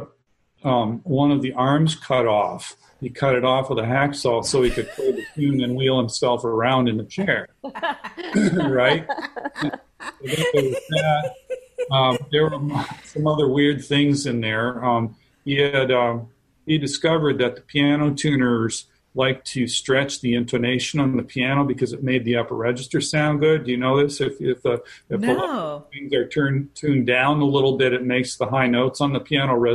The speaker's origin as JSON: {"language": "English", "town": "Chicago", "region": "Illinois", "country": "United States", "also_born_or_lived": "Savannah", "said": "I'm from the Chicago area"}